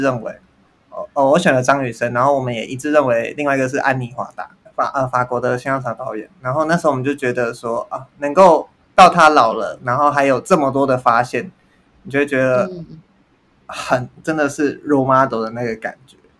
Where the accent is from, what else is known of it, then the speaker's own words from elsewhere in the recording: Taiwan; 我身为台湾人